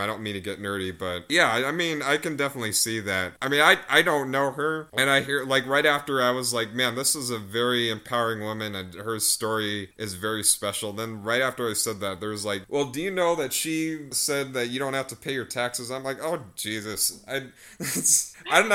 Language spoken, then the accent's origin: English; United States; I'm American